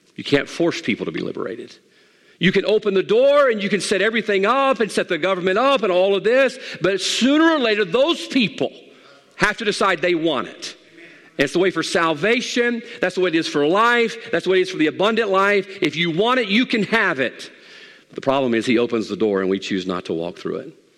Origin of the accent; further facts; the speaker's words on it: Mississippi, United States; also born or lived in Monroe; Growing up in Mississippi